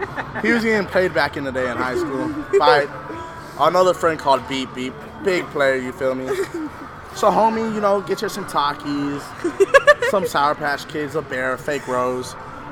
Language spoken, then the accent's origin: English; Dominican Republic; accent: Dominican; No, my Dominican accent.